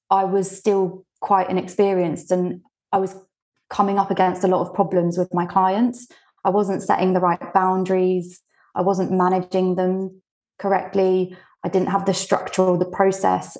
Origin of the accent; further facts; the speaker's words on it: United Kingdom; English is a second language; also born or lived in Bulgaria; I moved to the U K when I was six